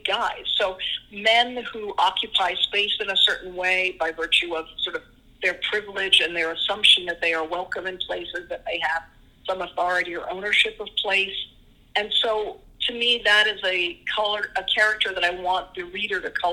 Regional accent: Washington, District of Columbia, United States; moved away; I grew up in Washington, D.C.

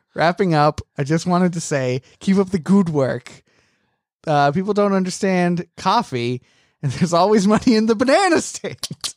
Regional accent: United Kingdom; moved away; I am British

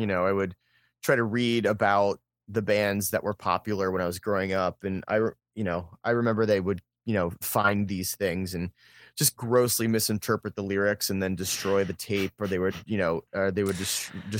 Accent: Pittsburgh, Pennsylvania, United States; also born or lived in Philadelphia; now in Columbus, United States; So I grew up I grew up near Pittsburgh, and then I spent a lot of my growing up in Western Pennsylvania, and then I was in Philadelphia for a while, and then I moved to Columbus in 2009.

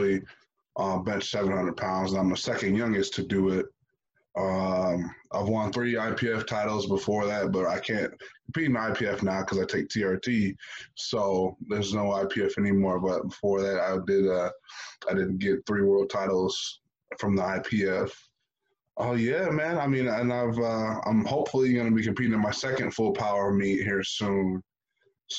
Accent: United States; growing up in America, and in the inner city

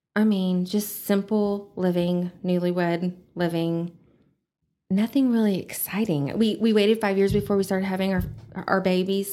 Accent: Amarillo, Texas, United States; I was born and raised in Amarillo.

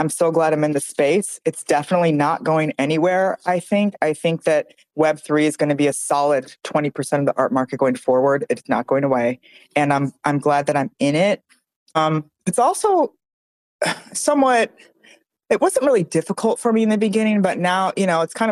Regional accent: Michigan, United States; growing up in Michigan

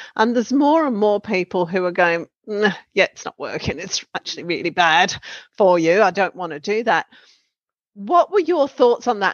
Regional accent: Western Australia, Australia; moved away; also born or lived in New South Wales; we're from Western Australia.

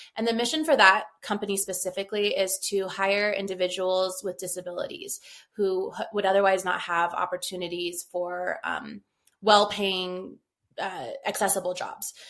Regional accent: Rio Rancho, New Mexico, United States; also born or lived in Albuquerque; So I'm a native New Mexican. Uh, I was born in Albuquerque. I lived in, I grew up in Rio Rancho

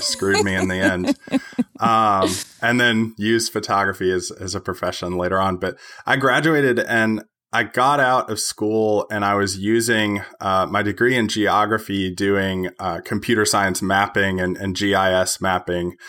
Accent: Tennessee, United States; I am from Tennessee.

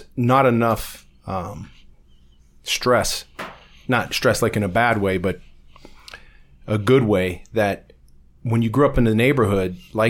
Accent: Ohio, United States; When I was growing up on Southern Boulevard, the whole section of that city, that Southern Boulevard neighborhoods and all the off streets, yeah, they're loaded with kids, man.

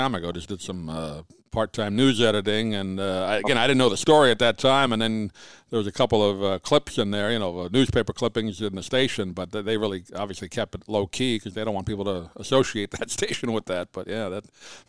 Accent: Long Island, New York, United States; moved away as an adult; now in Sarasota, United States; I'm in Sarasota now. I grew up in New York

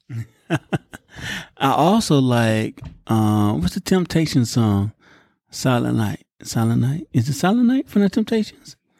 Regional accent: United States

